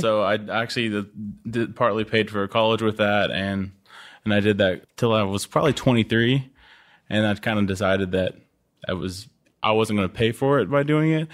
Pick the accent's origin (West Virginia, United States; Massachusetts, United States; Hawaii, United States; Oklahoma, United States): Oklahoma, United States; moved away as an adult; growing up in Oklahoma